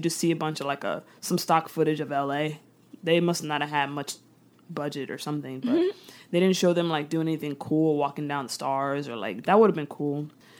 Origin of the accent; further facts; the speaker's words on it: Florida, United States; we're from Florida. We went to high school in Florida.